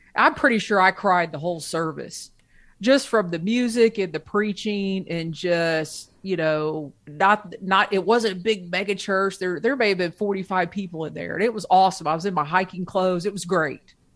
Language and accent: English; Ohio, United States; I grew up in Ohio